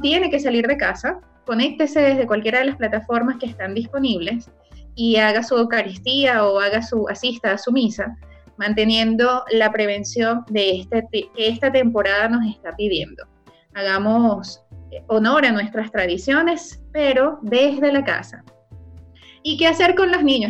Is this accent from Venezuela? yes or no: yes; Venezuela; now in Chile; quienes somos de Venezuela